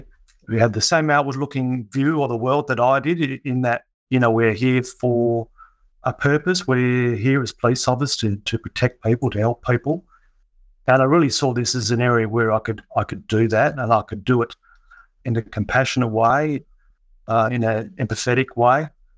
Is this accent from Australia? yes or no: yes; Kalgoorlie, Western Australia, Australia; now in Perth, Australia; So I came down to Perth from Kalgoorlie